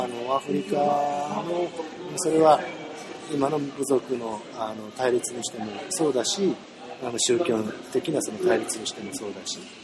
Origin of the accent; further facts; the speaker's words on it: Japan; 少なくとも十分日本で生まれ育った人間だし